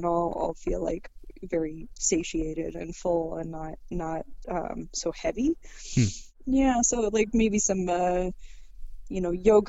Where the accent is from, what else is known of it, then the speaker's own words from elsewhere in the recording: Chicago, Illinois, United States; moved away; I'm from Chicago. I have a very hard, gross A that slips out of me most of the time